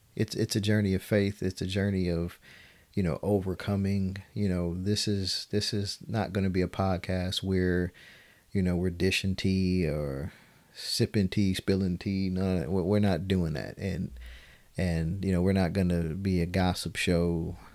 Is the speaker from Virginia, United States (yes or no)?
no; Detroit, Michigan, United States; born and raised in Detroit, Michigan